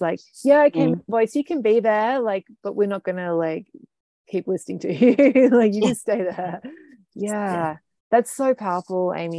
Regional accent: United Kingdom; Yeah, as a culture, like as a Brit, right?

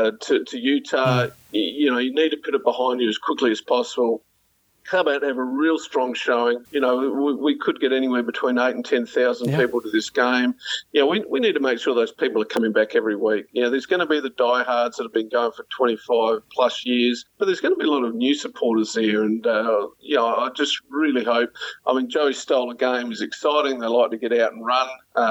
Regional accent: South Australia, Australia; also born or lived in Melbourne; my home state

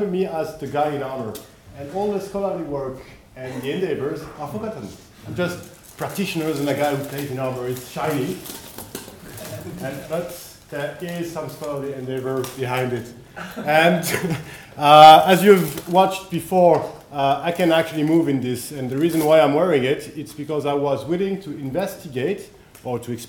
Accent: France; accent: French; English is a second language; my French accent

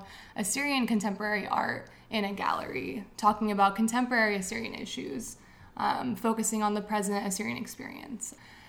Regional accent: San Jose, California, United States; I'm from San Jose, born and raised.

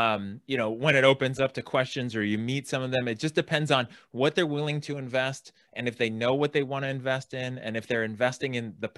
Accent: California, United States; I live in California. I grew up in San Francisco Bay Area, Silicon Valley.

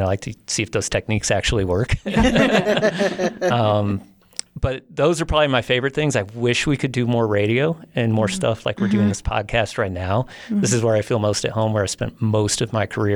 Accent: St. Louis, Missouri, United States; moved away as an adult; also born or lived in Colorado / Jackson Hole, Wyoming; now in Utah, United States; I'm from St. Louis

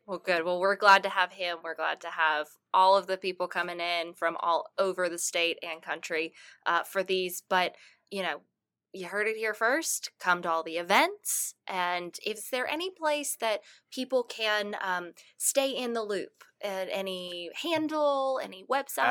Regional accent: Martinsville, Virginia, United States; moved away; I, I am from Martinsville, Virginia, so about forty-five minutes away, and I remember growing up

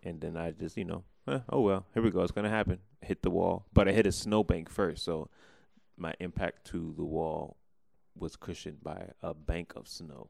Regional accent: White Plains, New York, United States; White Plains, New York.

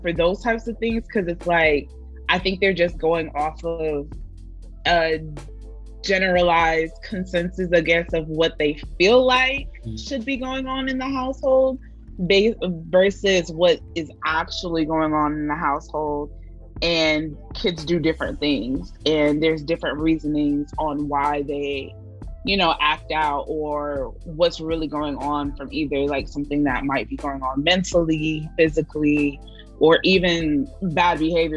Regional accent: the North, United States; moved away; We were raised in the North and not the South.

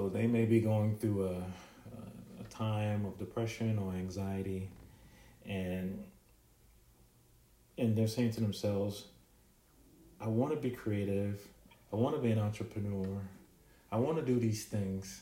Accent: Jamaica; now in United States; I was born in Jamaica, and we've come here

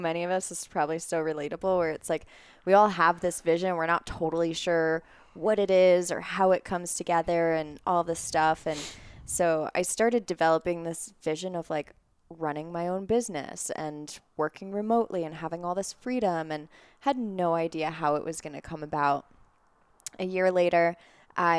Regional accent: Long Island, New York, United States; moved away as an adult; now in Colorado, United States; I grew up on Long Island

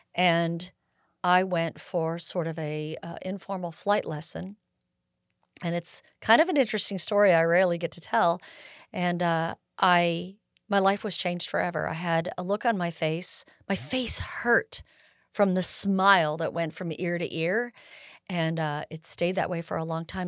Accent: Bay Area, California, United States; moved away as an adult; also born or lived in Sierra foothills, California; I was born in the Bay Area, and, uh, and migrated up to this area after my parents retired

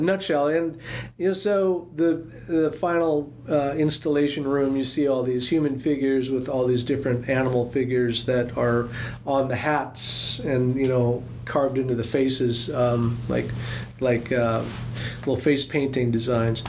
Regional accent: Seattle, Washington, United States; I grew up in Seattle, outside of the Tlingit Territory

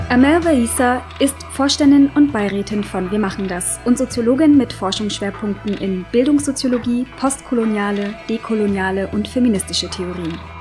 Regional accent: Nuremberg, Bavaria, Germany; ich bin geboren und aufgewachsen in Nürnberg, in Franken

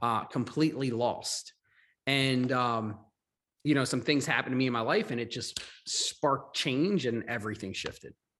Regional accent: Maryland, United States; also born or lived in Long Island, New York / Florida; I was born in New York, in Long Island. Um, but a, at a young age, I moved to Maryland. Uh, we, I grew up in Maryland

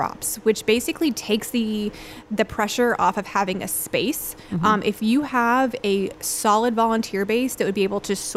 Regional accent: Alabama, United States; moved away as an adult; now in Tampa, United States; I was born and raised in the South in Alabama

